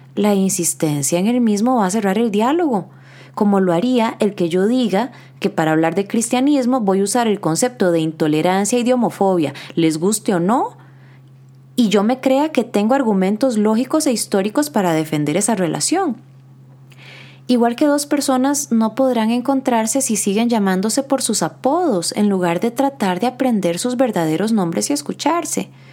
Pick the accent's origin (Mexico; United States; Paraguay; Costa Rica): Costa Rica; Como psicólogos costarricenses